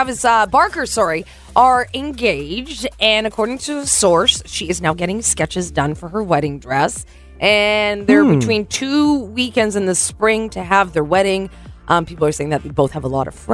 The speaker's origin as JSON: {"language": "English", "town": "Vernon", "region": "British Columbia", "country": "Canada", "tie": "born or raised there", "said": "my hometown"}